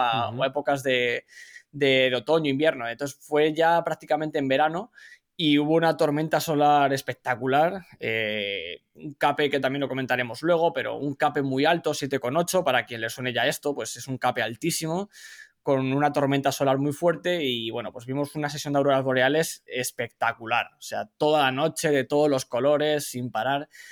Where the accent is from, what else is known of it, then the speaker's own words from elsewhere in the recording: Madrid, Community of Madrid, Spain; moved away as an adult; now in California, United States; soy original de Madrid, de España, pero llevo ya varios años residiendo en Estados Unidos